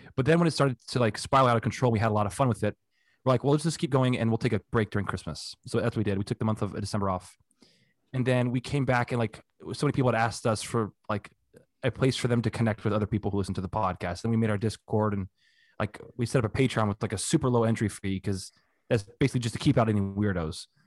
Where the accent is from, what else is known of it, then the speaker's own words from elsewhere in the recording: Hialeah, Florida, United States; I was born in Hialeah in South Florida